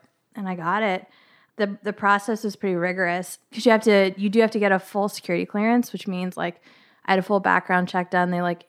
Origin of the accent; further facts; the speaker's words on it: Virginia, United States; I grew